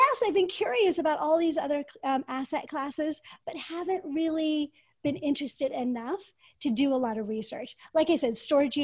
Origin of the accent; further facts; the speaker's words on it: United States; as an American woman or girl at the time